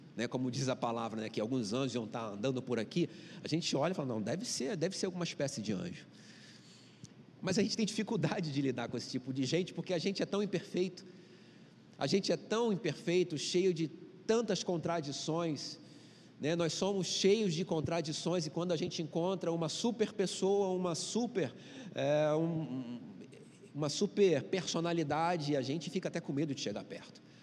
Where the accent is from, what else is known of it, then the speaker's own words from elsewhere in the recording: Rio de Janeiro, Brazil; Sou carioca